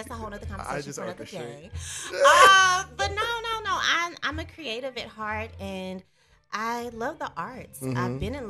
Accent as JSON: {"language": "English", "town": "Pine Bluff", "region": "Arkansas", "country": "United States", "accent": "Southern", "moved": "yes", "lives_now": "Dallas, United States", "said": "I'm from Pine Bluff, Arkansas, specifically. Okay. I've been in Dallas, Texas forever"}